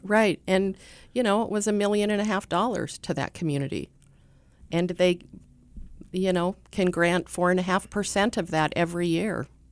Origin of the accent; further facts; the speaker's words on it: Sturgis, South Dakota, United States; I grew up in Sturgis, and so, um, Sturgis is kinda near and dear to me